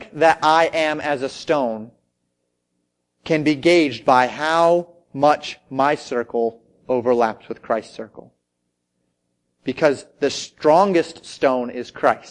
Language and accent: English; United States; I was an American, through and through.